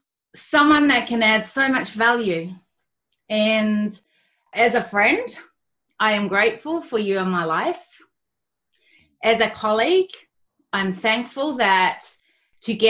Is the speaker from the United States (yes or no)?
no; Australia; I'm Australian and I'm got Kiwi descent